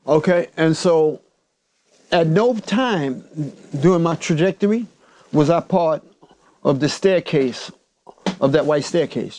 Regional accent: New York City, New York, United States; I grew up in Harlem

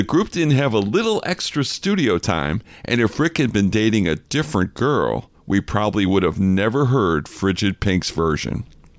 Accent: Chicago, Illinois, United States; now in Detroit, United States; it's been especially fun to interview artists from my hometown, Chicago. In this episode, I get to talk to a hitmaker from my adopted hometown, Detroit.

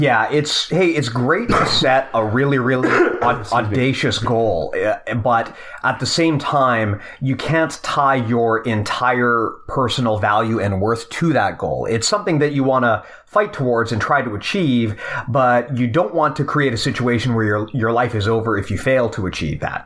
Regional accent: Canada; as a Canadian

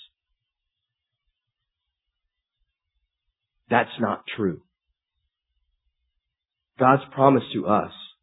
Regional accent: United States; being American is a good thing, I'm happy about

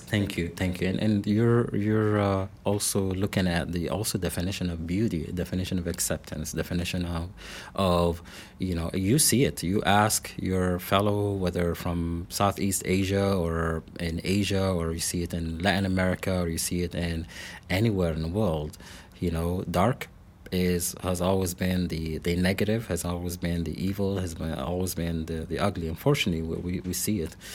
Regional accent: Lebanon; moved away as an adult; also born or lived in Salt Lake City, Utah / Portland / Iowa; now in Springfield, Missouri, United States; I was born and raised in Lebanon. That is the country, not the town nearby here.

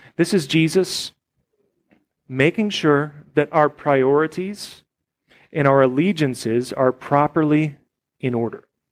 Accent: United States; as an American Christian

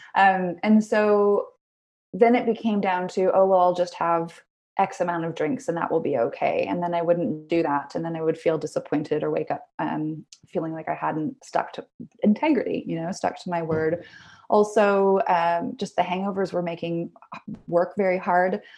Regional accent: Vancouver, British Columbia, Canada; I moved out fairly young, downtown Vancouver, BC. I'm Canadian, so I grew up there.

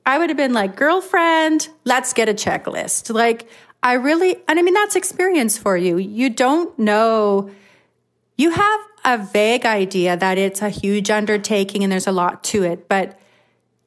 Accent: Flin Flon, Manitoba, Canada; I've been born and raised in Flin Flon. Everybody knows me here

